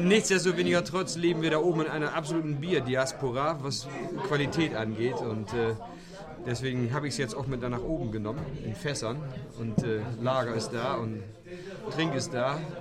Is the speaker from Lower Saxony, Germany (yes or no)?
yes; Ammerland, Lower Saxony, Germany; Wir sind aus dem Ammerland